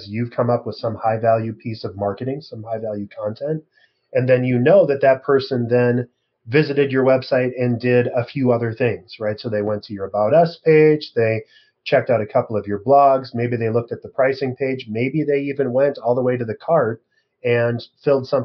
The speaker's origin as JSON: {"language": "English", "region": "Midwest", "country": "United States", "lives_now": "Minneapolis, United States", "said": "And I'm from the Midwest. I'm in Minneapolis."}